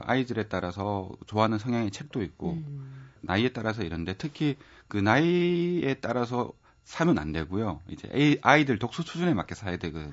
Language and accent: Korean; Gyeongsang, South Korea; accent: Gyeongsang dialect; 제가 경성 사람이라 갖고 잘하기도 사투리가 많이 섞여서